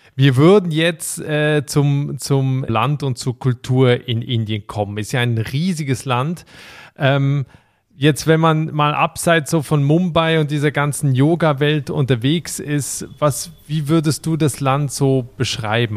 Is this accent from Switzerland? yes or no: yes; Switzerland; von der beschaulichen Schweiz, also meinem Heimatland